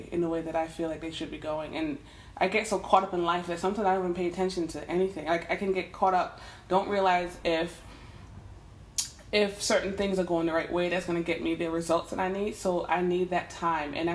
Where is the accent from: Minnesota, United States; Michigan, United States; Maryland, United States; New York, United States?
New York, United States; Westchester County; I'm from Westchester County.